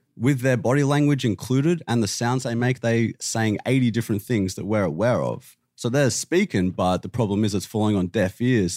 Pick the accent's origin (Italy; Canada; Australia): Australia; I'm from Australia